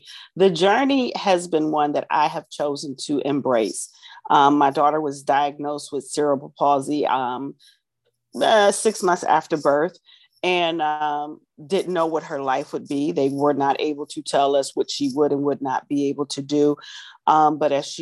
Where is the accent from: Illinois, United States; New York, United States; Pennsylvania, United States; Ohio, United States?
Ohio, United States; Lorain; I am from Lorain, Ohio, Northeast Ohio.